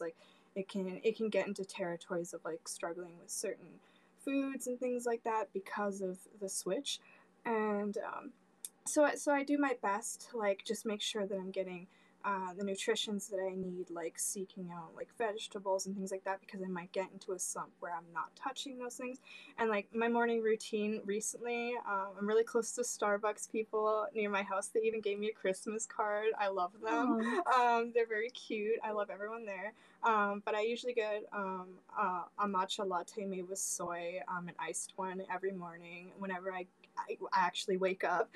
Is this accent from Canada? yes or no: yes; Canada; I'm, I'm from Canada um, and I'm in the West Coast.